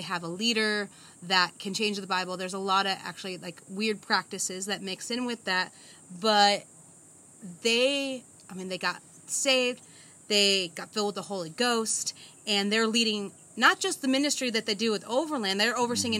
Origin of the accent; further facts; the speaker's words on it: United States; moved away as an adult; now in Zambia; born and raised in America.